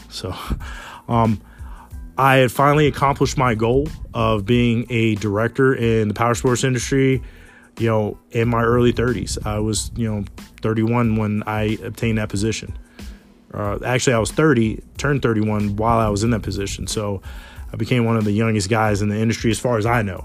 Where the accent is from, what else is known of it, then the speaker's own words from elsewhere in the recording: Smithfield, Virginia, United States; I'm born and raised in Smithfield, Virginia.